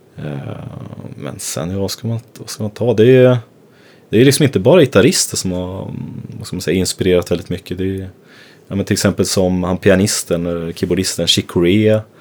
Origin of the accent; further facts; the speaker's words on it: Gävle, Gävleborg County, Sweden; moved away; also born or lived in Stockholm; jag är uppvuxen i Gävle